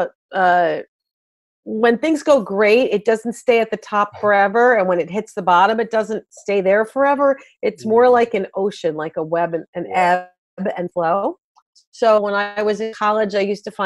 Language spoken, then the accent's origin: English; New Jersey, United States; also born or lived in Myrtle Beach; I am a Jersey girl at heart. I live in Northern New Jersey and also Myrtle Beach